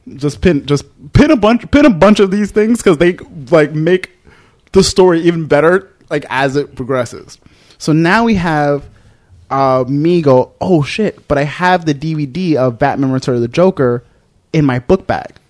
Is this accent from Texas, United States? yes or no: no; New York City, New York, United States; I'm some kid from the Bronx